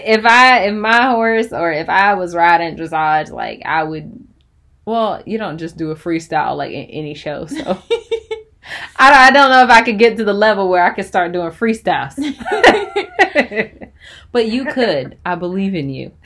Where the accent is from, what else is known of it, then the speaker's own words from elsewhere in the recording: Chapel Hill, North Carolina, United States; I'm from Chapel Hill, so I'm pretty sure we played like Cedar Grove in football